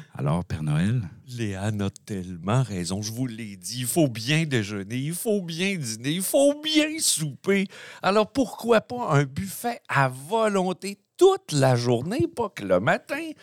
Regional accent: Quebec, Canada; on est au Saguenay-Lac-Saint-Jean

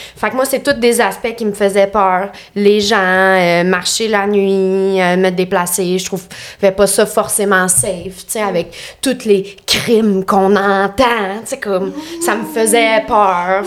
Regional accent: Lanaudière, Quebec, Canada; moved away as an adult; now in Montreal, Canada; je viens de Lanaudière. Genre euh, Repentigny, l'Assomption, Charlemagne

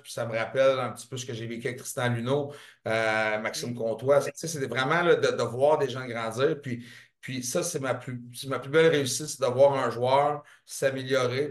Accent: Montreal, Quebec, Canada; je viens de Saint-Henri

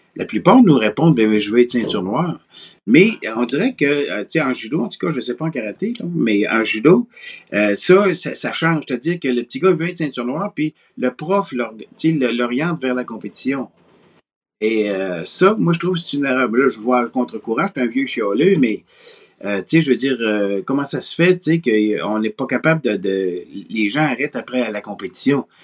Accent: Quebec City, Quebec, Canada; je viens de Québec. Je suis né à Québec

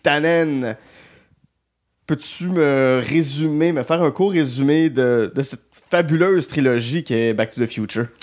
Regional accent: Gatineau, Quebec, Canada; je viens de Gatineau

